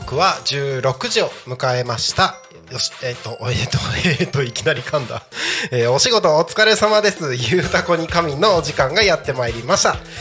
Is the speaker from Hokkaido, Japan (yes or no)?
no; Takko, Aomori, Japan; moved away; also born or lived in Tokyo; 青森県の田子町っていうところです